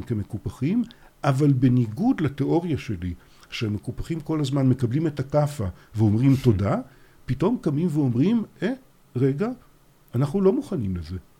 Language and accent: Hebrew; Haifa, Haifa District, Israel; born or raised there